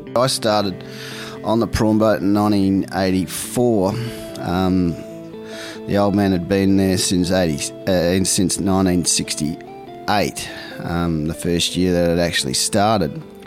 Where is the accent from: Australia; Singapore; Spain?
Australia; Port Lincoln, South Australia; also born or lived in Ballina, New South Wales; I grew up in Port Lincoln, South Australia. I was born in Ballina.